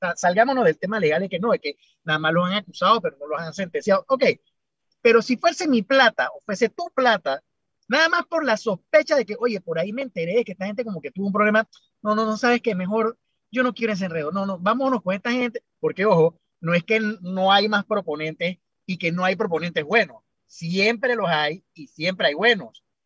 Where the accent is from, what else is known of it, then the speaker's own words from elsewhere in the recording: Panama; como buen panameño